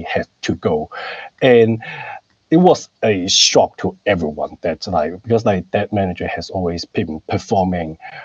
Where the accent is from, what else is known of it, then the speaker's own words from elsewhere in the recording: Hong Kong; moved away as an adult; also born or lived in Canberra, Australia; now in Sydney, Australia; I grew up in Hong Kong